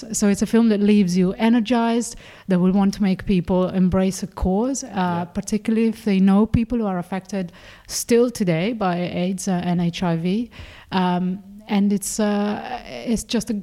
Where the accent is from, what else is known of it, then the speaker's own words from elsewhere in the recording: Italy; moved away; I grew up in Catholic Italy